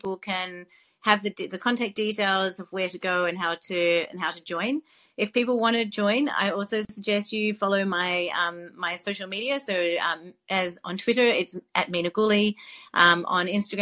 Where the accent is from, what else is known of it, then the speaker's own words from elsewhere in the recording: Melbourne, Victoria, Australia; my hometown in Melbourne, Australia